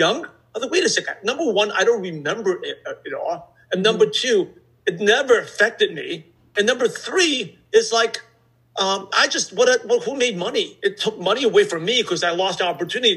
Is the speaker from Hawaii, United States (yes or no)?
no; New York City, New York, United States; I'm from Brooklyn, New York